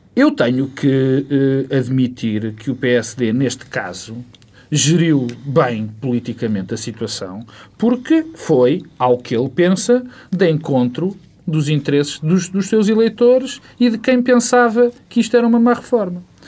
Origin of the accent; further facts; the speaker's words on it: Portugal; como português e como pessoa comum